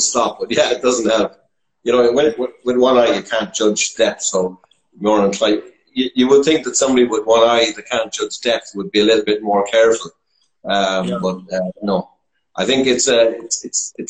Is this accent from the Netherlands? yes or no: no; the Midlands of Ireland, Ireland; accent: Irish; So I'm from Ireland. I'm from the Midlands of Ireland, as might be possibly detectable by my accent.